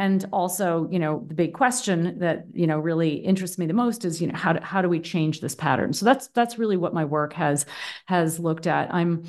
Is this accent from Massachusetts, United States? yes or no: yes; Boston, Massachusetts, United States; now in Berlin, Germany; Where am I from? I'm American. I'm originally from the East Coast of the U.S., from Boston, actually. But I've been living in Berlin, Germany for the past 10 years, and that's where I am right now.